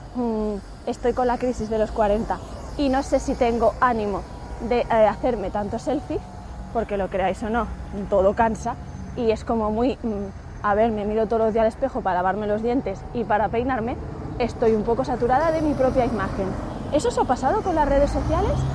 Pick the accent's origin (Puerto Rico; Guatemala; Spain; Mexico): Spain; lo que somos todos los españoles